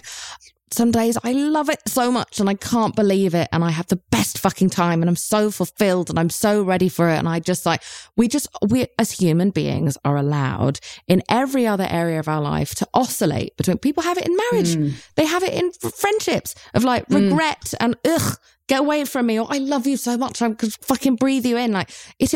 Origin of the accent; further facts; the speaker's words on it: United Kingdom; I'm British